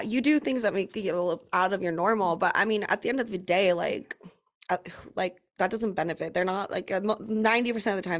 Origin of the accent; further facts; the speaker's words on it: Orange County, California, United States; moved away as an adult; now in Dallas, United States; I grew up in Orange County